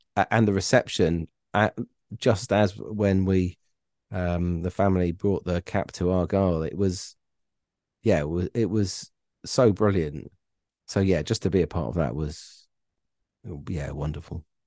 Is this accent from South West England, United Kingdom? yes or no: yes; Plymouth, South West England, United Kingdom; I moved there when I was four, but I, you know, I grew up in Plymouth, It's my, it's my hometown.